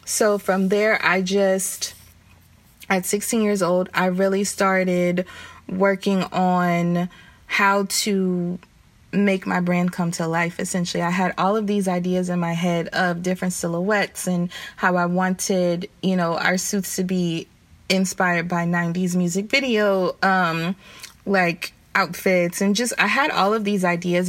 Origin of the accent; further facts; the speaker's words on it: the South, United States; I'm from the South, so every time summer would come around or spring break would come around